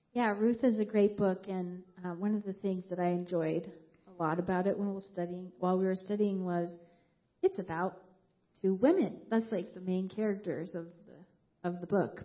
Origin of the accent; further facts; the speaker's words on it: Moab, Utah, United States; moved away; I grew up in Moab, Utah, in a Christian family